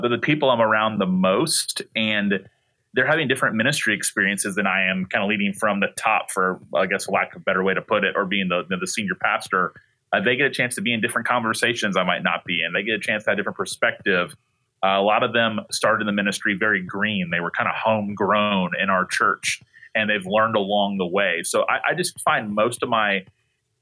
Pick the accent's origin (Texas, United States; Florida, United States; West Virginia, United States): Florida, United States; Tallahassee; I grew up in Tallahassee